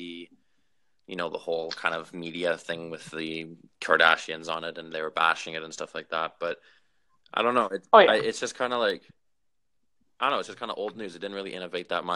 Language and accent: English; Vancouver, British Columbia, Canada; I'm from Vancouver, Canada